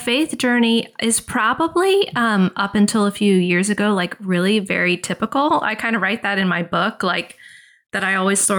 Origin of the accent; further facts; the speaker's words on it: the South, United States; which I'm from the South. So if you're not from the South, it's like, you know, parents send their kids to a week long, you know, Bible day camp, essentially.